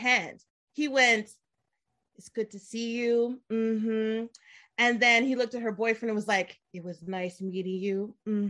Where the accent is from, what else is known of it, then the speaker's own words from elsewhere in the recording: United States; moved away as an adult; now in Korea; I'm from the States.